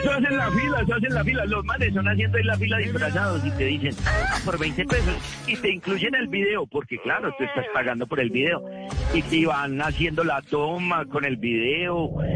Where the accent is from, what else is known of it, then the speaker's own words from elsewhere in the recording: Medellín, Antioquia, Colombia; moved away as an adult; also born or lived in New York, United States; now in Carolina, United States; Yo me crié en Guayaquil